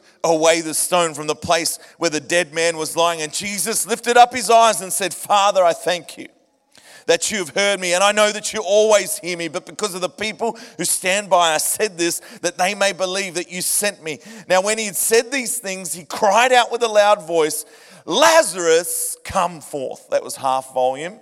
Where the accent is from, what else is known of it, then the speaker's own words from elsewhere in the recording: Point Cook, Victoria, Australia; Faith Life Church in Point Cook, my hometown